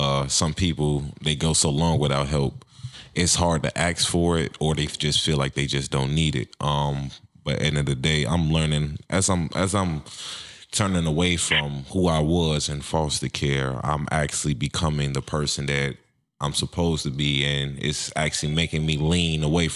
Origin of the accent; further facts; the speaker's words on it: Chicago, Illinois, United States; moved away as an adult; now in Minnesota, United States; I grew up in Chicago myself. I just recently moved to Minnesota about 2 years ago.